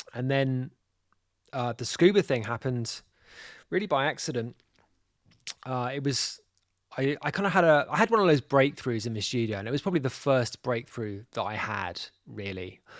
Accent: London, United Kingdom; moved away as an adult; now in Mallorca, Spain; I'm from North London. So I was kind of like, uh, yeah, I was born in Islington.

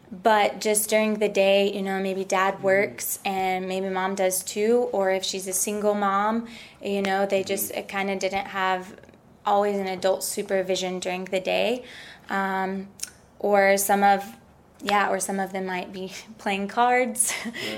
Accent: Tennessee, United States; moved away; also born or lived in Ecuador; I'm from Tennessee

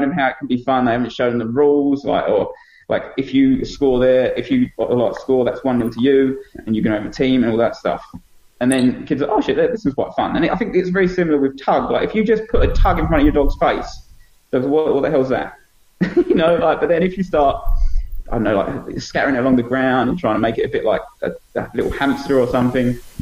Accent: Essex, East of England, United Kingdom; now in Wellington, New Zealand; at the time I was young and I come from Essex

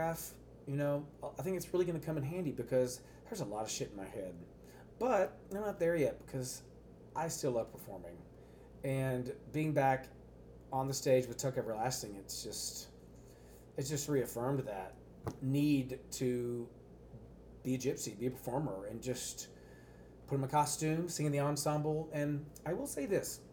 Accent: Texas, United States; accent: Texas

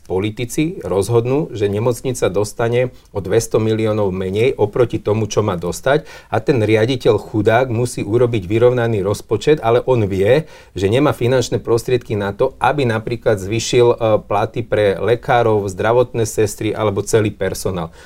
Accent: Levoča, Prešov Region, Slovakia; v mojom rodnom meste, v Levoči

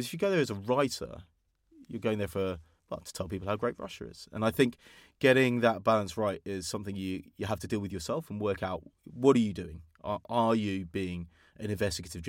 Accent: England, United Kingdom; I'm from England

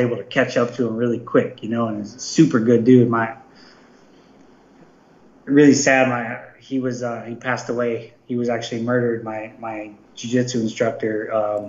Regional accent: Palm Springs, California, United States; I'm from Palm Springs.

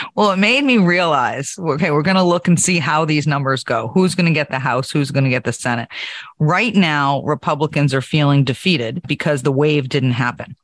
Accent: New Hampshire, United States; my home state of New Hampshire

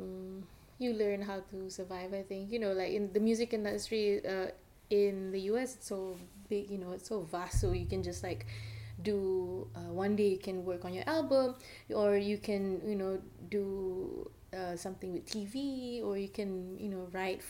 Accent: Malaysia; now in United States; I'm from Malaysia

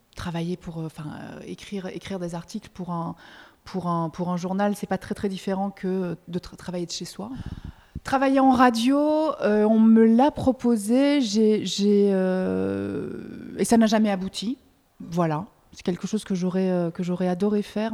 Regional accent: Belgium; moved away as an adult; now in France; je suis belge, parfois je, fais des belgicismes

